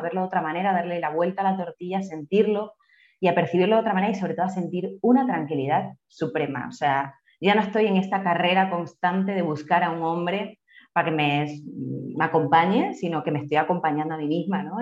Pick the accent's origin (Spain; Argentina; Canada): Spain; moved away as an adult; now in Colombia; soy española, vengo de un contexto rural, eh, yo soy de un pueblito de unos 8.000 habitantes aproximadamente